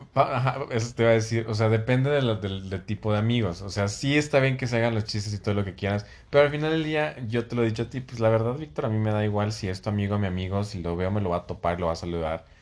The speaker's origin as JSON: {"language": "Spanish", "country": "Mexico", "lives_now": "Mexico City, Mexico", "said": "como mexicanos"}